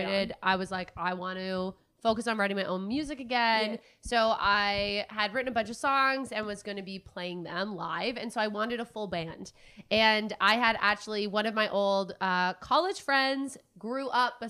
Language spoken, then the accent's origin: English; Ottawa, Ontario, Canada; also born or lived in Fort-Coulonge, Quebec; I grew up mainly in Ottawa